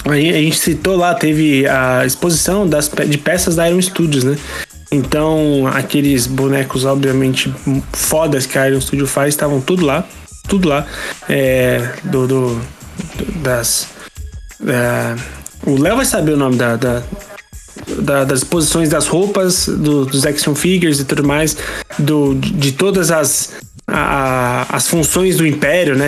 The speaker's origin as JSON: {"language": "Portuguese", "region": "São Paulo", "country": "Brazil", "tie": "born or raised there"}